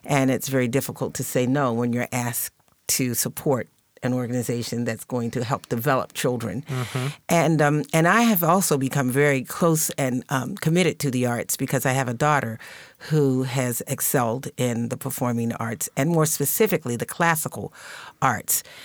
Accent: Baltimore, Maryland, United States; my hometown of Baltimore

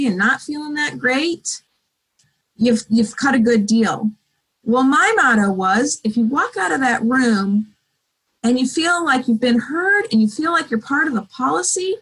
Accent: Pacific Northwest, United States; I was born and raised here and I love the Pacific Northwest

